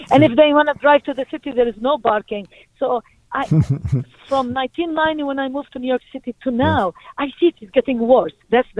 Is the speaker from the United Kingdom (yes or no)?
no; Palestine; now in Brooklyn, United States; I moved from Palestine to Brooklyn, to Midwood, 1990.